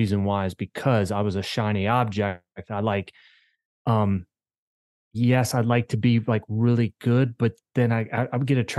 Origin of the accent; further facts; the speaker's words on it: Maryland, United States; I grew up in Maryland. I've lived in 6 different states and grew up in a small town in Maryland. It's a railroad town, baseball town.